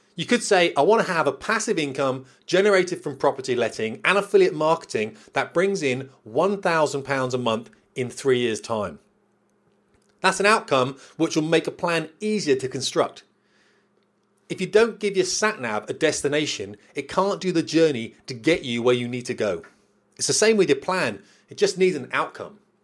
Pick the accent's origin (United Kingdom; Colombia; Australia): United Kingdom; we're British